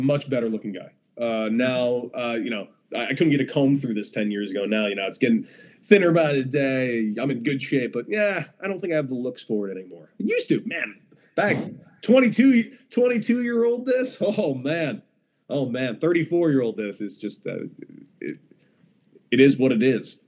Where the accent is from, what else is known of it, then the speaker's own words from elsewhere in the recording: Los Angeles, California, United States; Growing up in Los Angeles